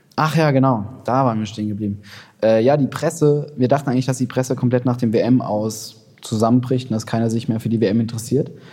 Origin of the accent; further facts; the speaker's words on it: Berlin, Germany; als Berliner